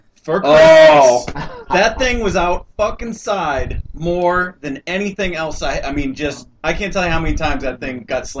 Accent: Buffalo, New York, United States; Growing up in Buffalo

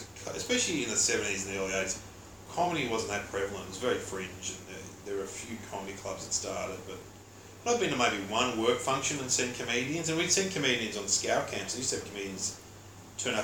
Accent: Mitcham, Victoria, Australia; I grew up in Mitcham.

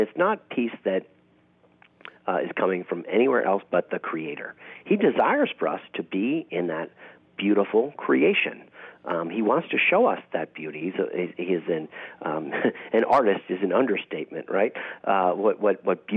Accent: New York, United States; moved away as an adult; now in Texas, United States; I grew up in New York

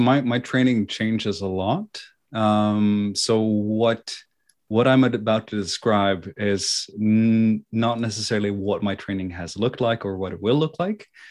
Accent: Oslo, Norway; also born or lived in China; I was raised, born and raised here in Oslo, Norway.

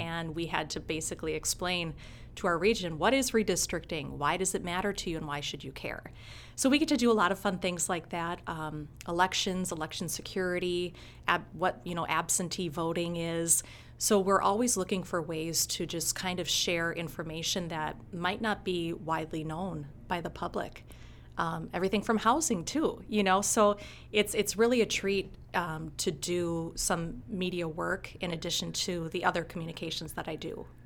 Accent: Blaine, Minnesota, United States; also born or lived in St. Cloud, Minnesota; now in Rochester, United States; I was born in St. Cloud, okay. Minnesota, and uh, we moved to Blaine, Minnesota, just south of St. Cloud in I think '87. Okay. And I graduated from Blaine High School

